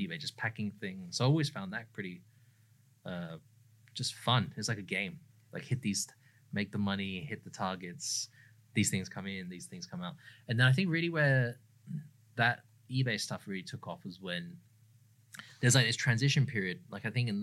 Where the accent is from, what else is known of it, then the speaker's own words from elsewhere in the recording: England, United Kingdom; now in Sydney, Australia; I'm from England originally.